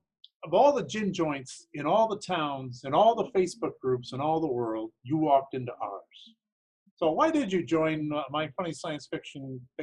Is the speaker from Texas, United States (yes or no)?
no; Detroit, Michigan, United States; I grew up around Detroit, so I grew up with Canadian TV as one of the stations when I grew up.